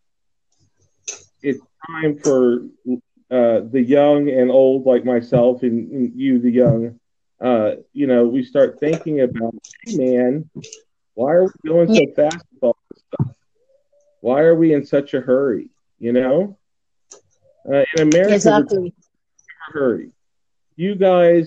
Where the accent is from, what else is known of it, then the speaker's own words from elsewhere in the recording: United States; also born or lived in Texas; being an American for 42 years now